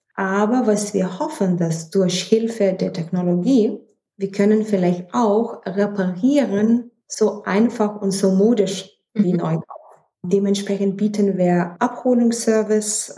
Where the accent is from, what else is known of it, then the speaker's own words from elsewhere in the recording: Vilnius, Vilnius County, Lithuania; German is a second language; moved away as an adult; now in Düsseldorf, Germany; Also, ursprünglich komme ich aus Litauen. Ich bin in Hauptstadt Vilnius geboren und ich bin nach Düsseldorf geheiratet